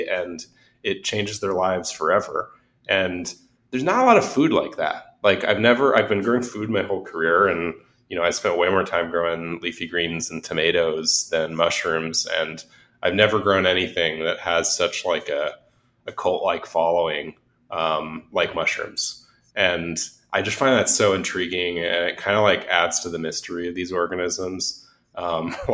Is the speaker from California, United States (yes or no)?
yes; Los Angeles, California, United States; I grew up in Los Angeles